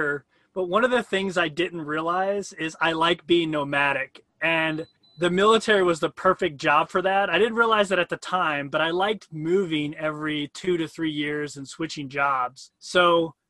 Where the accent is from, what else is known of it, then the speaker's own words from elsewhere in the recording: St. Louis, Missouri, United States; moved away as an adult; also born or lived in Hawaii / Italy; I grew up in St. Louis, Missouri. Typical Midwest story